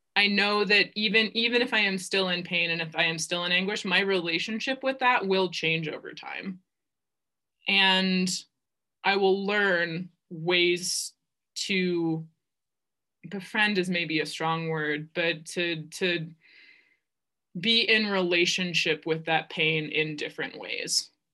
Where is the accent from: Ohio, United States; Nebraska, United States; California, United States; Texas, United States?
Ohio, United States; also born or lived in Virginia; I was born and raised in Ohio